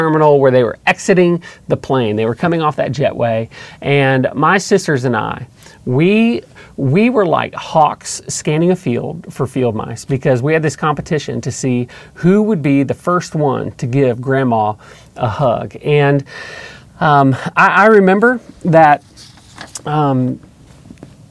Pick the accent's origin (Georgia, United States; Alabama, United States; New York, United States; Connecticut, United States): Georgia, United States; Atlanta; we grew up in just outside of Atlanta in a suburb